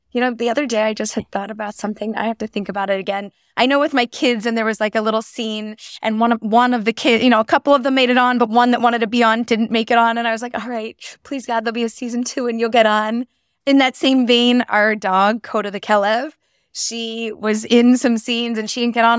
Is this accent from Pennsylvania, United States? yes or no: yes; Philadelphia, Pennsylvania, United States; moved away as an adult; also born or lived in Bala Cynwyd; now in Israel; I was born and raised and lived in Philadelphia. I grew up there